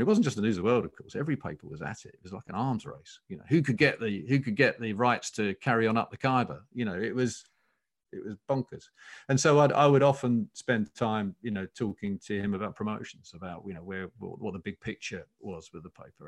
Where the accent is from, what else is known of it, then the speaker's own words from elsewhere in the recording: Essex, East of England, United Kingdom; I grew up in Essex